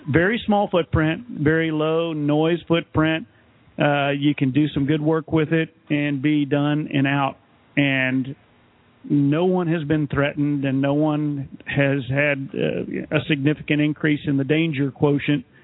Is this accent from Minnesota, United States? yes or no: no; Texas, United States; it happened in my home state of Texas.